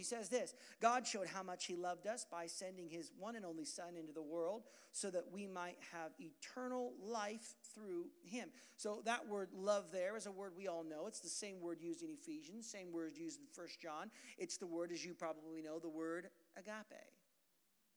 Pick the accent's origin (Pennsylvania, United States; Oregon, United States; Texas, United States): Oregon, United States; Portland; I'm from Portland, Oregon